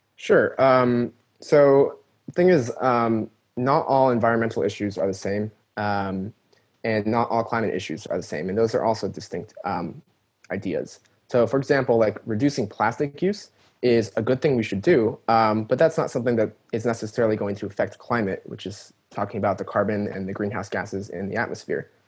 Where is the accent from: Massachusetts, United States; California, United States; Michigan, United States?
California, United States; I was born and raised in California.